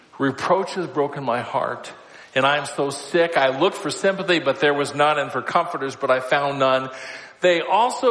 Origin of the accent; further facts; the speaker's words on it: Council Bluffs, Iowa, United States; I grew up in Council Bluffs, Iowa